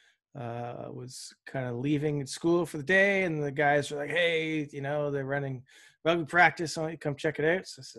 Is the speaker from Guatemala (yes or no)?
no; Toronto, Ontario, Canada; moved away as an adult; also born or lived in Florida / East Coast of Canada; I grew up in Toronto. The first 20 odd years of my life, sort of, Scarborough